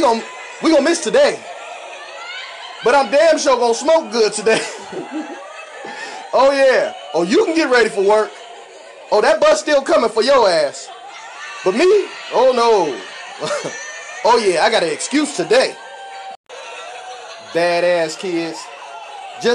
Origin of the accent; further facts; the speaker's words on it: Ohio, United States; I'm from Ohio, too